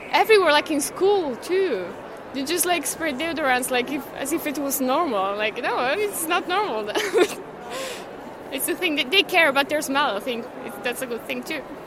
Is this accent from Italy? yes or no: yes; Italy; moved away as an adult; now in Netherlands; I come from Italy